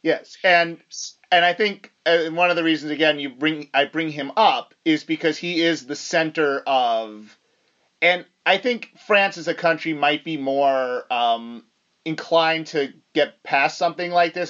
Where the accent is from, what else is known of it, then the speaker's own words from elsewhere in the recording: United States; as an American